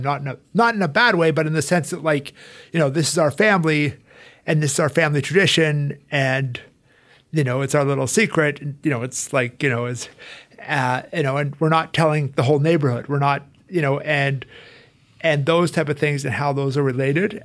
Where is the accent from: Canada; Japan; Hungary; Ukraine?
Canada; Calgary, Alberta; moved away as an adult; also born or lived in Rome / United States; So I'm originally from Calgary, Alberta, Canada. Uh, I grew up there.